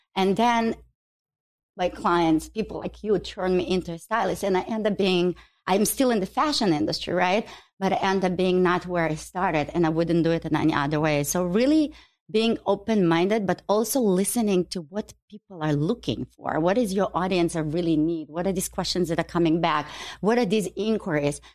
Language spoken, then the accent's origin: English; Ukraine; now in Chicago, United States; I was born in Ukraine